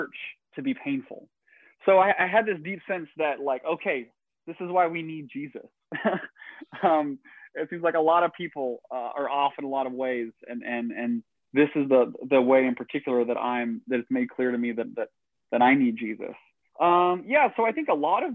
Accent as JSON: {"language": "English", "region": "Northeast Tennessee", "country": "United States", "tie": "born or raised there", "said": "I grew up in Northeast Tennessee, rural, conservative Christian town and family"}